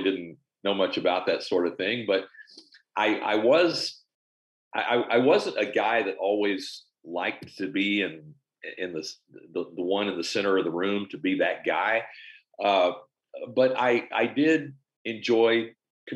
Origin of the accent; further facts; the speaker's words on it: Olney, Texas, United States; also born or lived in San Antonio, Texas / Houston, Texas / Tyler, Texas; I'm Texas born and raised. I was born in San Antonio. I was one of four, I have three siblings, and my dad worked in the hospital business. My mom was a stay-at-home mom, and we moved around a little bit. Spent most of my growing up years out in sort of north central Texas